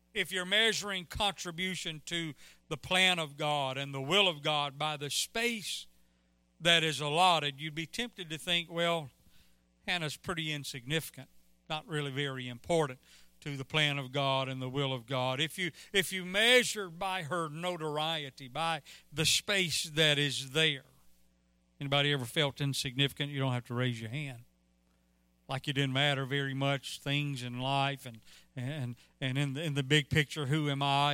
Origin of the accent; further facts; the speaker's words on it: Mississippi, United States; I'm from Mississippi